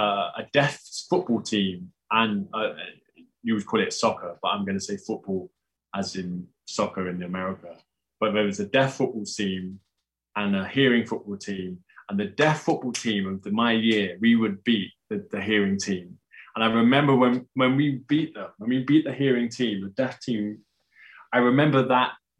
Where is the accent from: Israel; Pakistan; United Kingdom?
United Kingdom; I'm British